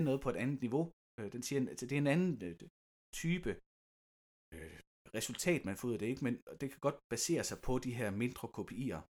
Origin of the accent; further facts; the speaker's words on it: Lystrup, Central Denmark Region, Denmark; der, hvor jeg kommer fra i Lystrup